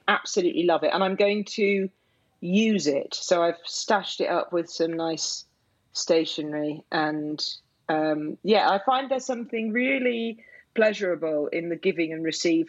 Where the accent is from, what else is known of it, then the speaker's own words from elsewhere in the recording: Yorkshire and the Humber, United Kingdom; moved away as an adult; also born or lived in Cornwall; I grew up in Yorkshire, and I do feel it's the place that has, left its indelible mark on me, even though I've got no family connection to it.